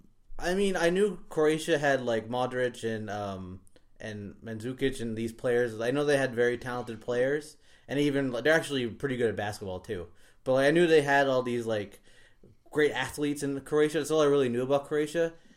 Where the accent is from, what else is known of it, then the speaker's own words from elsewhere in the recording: England, United Kingdom; But yeah, whatever. I'm not English anymore, so whatever.